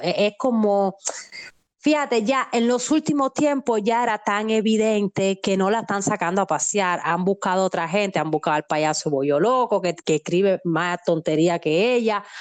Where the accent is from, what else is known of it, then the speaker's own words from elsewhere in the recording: Santiago de Cuba, Cuba; yo vengo de Santiago de Cuba